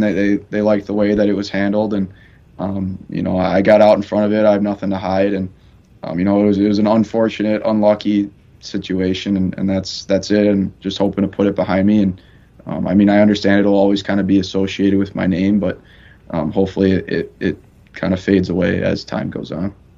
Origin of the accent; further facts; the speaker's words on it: Chicago, Illinois, United States; moved away; I'm from Chicago